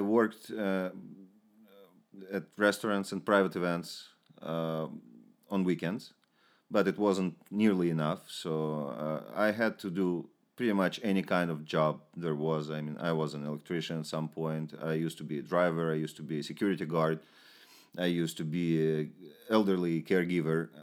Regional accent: Ukraine; moved away; also born or lived in Moscow, Russia / Israel; I'm from the Ukraine.

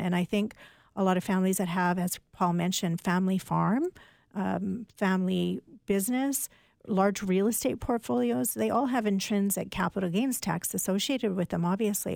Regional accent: Canada; as a Canadian

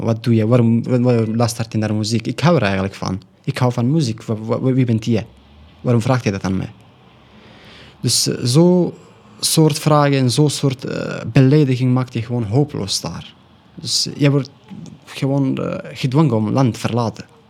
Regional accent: Afghanistan; first language Pashto; Dutch is a second language; now in Belgium

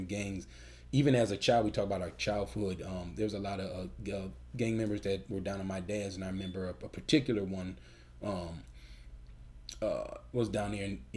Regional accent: Chicago, Illinois, United States; we're from Chicago

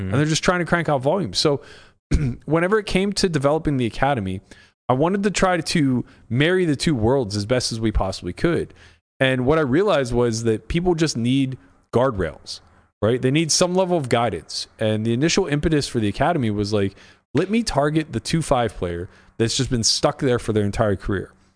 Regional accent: United States; I'm an American

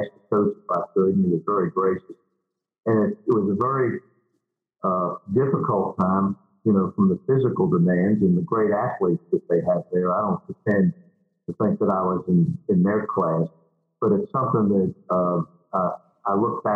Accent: Philadelphia, Pennsylvania, United States; moved away as an adult; also born or lived in Alabama; now in Mobile, United States; I was raised in Philadelphia, Pennsylvania. I lived there until I was 19 years of age, and then the family moved south

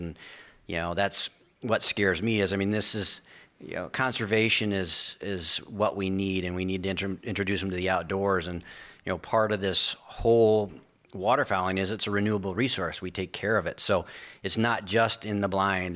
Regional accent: Sioux Falls, South Dakota, United States; moved away; also born or lived in Oklahoma; I was born in Sioux Falls, South Dakota

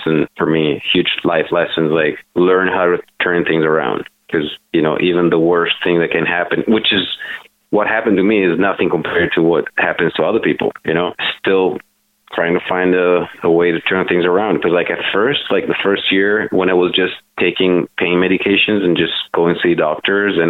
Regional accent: Italy; moved away; I'm like born and raised in Italy.

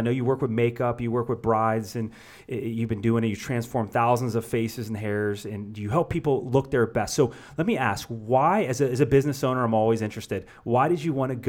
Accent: Youngstown, Ohio, United States; moved away; I was back from Youngstown, Ohio, and my graduating 97 class

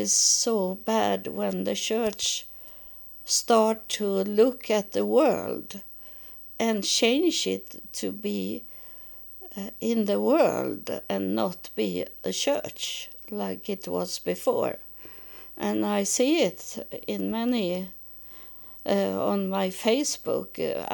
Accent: Sweden; English is a second language; I was born and I live in Sweden

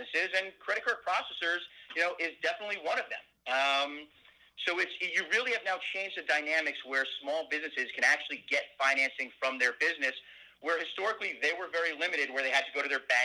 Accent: New Jersey, United States; moved away; also born or lived in Washington, D.C.; I grew up in New Jersey

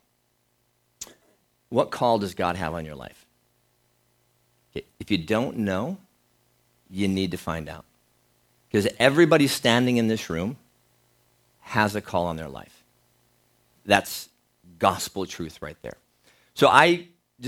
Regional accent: Minnesota, United States; growing up in Minnesota, growing up on a farm as well

